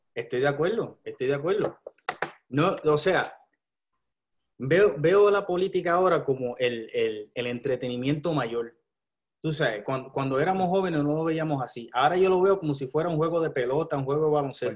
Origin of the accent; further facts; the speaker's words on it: Puerto Rico; Tengo que votar por lo que está pasando en mi país